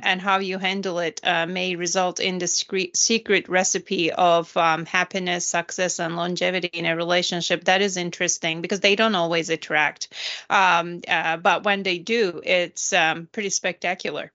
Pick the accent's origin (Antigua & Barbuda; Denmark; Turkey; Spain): Turkey; moved away; I'm from Turkey